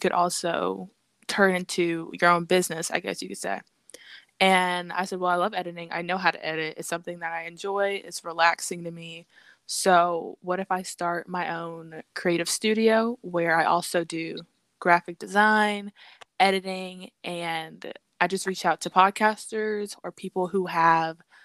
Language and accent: English; Atlanta, Georgia, United States; I'm from Metro Atlanta